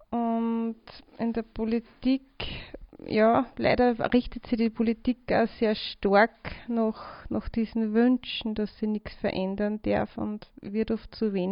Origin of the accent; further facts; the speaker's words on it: Linz, Upper Austria, Austria; wir sind aus Österreich, aus Linz